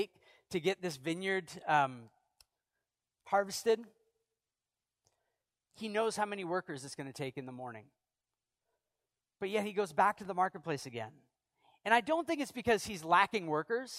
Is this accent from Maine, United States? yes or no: yes; Maine, United States; I'm from Maine